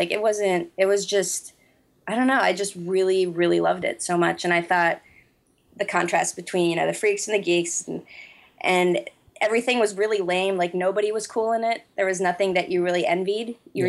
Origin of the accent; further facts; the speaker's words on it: United States; now in Norway; I was born and raised in America